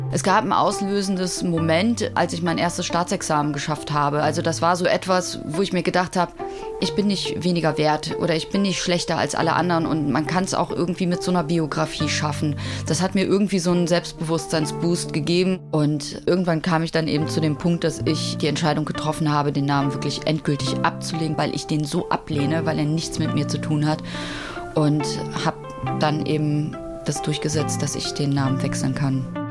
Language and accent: German; Cologne, North Rhine-Westphalia, Germany; ich bin 1974 in Köln geboren worden